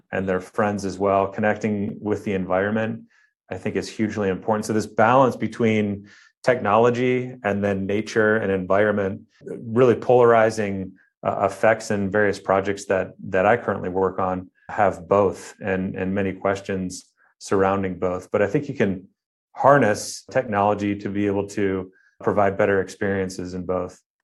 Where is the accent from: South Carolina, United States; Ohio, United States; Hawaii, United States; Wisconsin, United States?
Ohio, United States; Cleveland; now in Irvine, United States; I grew up in Ohio, uh, on the outskirts of Cleveland, Ohio